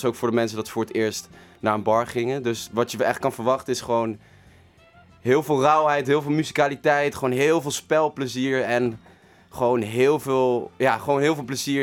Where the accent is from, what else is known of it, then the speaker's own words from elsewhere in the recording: The Hague, South Holland, Netherlands; ik kom zeker uit Den Haag